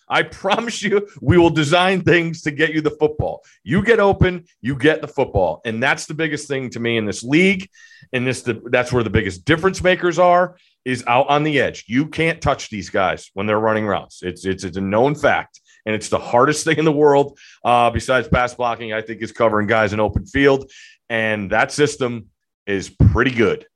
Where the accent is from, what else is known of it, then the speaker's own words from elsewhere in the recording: Connecticut, United States; growing up in Connecticut